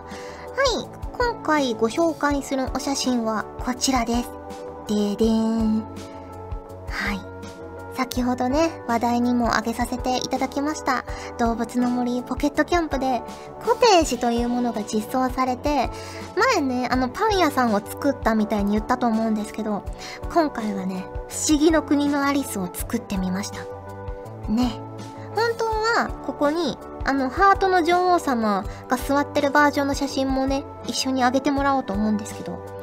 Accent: Fukuoka, Japan; moved away as an adult; also born or lived in Hachioji, Tokyo; 福岡から出てきて

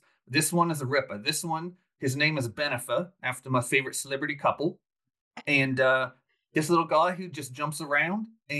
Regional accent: Melbourne, Victoria, Australia; Did I am. Born and raised in Melbourne.

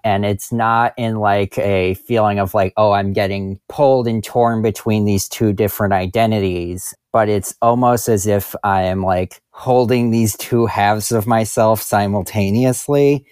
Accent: New Jersey, United States; I am from New Jersey.

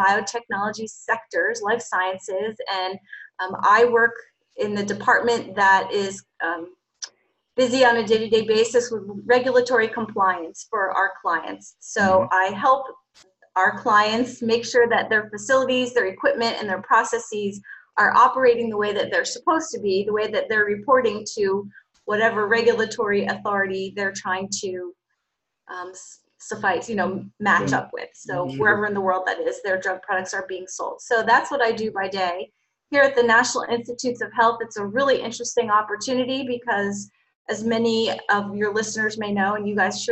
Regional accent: Cranford, New Jersey, United States; moved away as an adult; also born or lived in Baldwinsville, New York / Bethesda, Maryland; now in Pennsylvania, United States; I'm from New Jersey, a town called Cranford, New Jersey

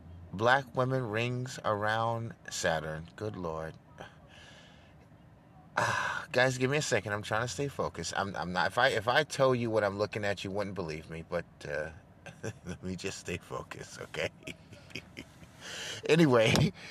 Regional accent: New York, United States; moved away; also born or lived in Dubai; I'm from New York, a goddamn Yankee

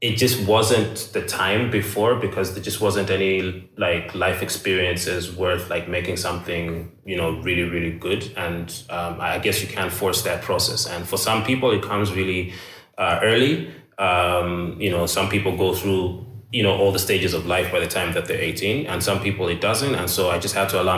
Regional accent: China; I'm from China

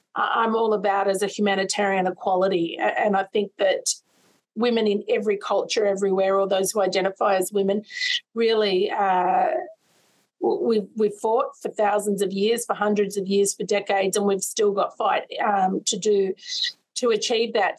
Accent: Sydney, New South Wales, Australia; I grew up in Sydney's West

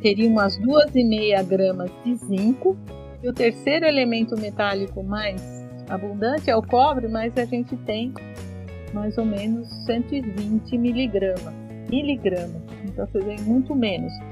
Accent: São Paulo, Brazil; also born or lived in Rome; eu sou paulistana, né, nascida em São Paulo, moro em São Paulo

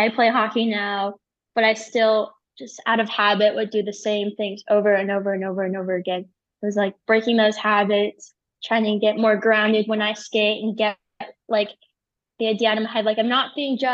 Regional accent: Chicago, Illinois, United States; moved away; also born or lived in Park City, Utah; I grew up in Chicago

